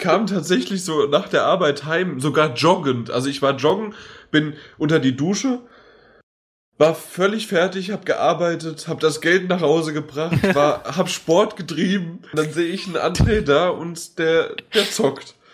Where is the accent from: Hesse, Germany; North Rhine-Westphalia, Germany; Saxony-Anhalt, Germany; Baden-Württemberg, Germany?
Hesse, Germany; Frankfurt; bei uns in Frankfurt